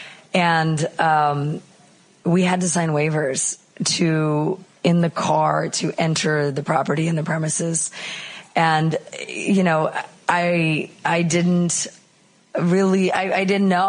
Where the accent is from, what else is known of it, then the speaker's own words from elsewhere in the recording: Canada; moved away as an adult; now in Chicago, United States; I'm originally Canadian, but I moved to Chicago a long time ago.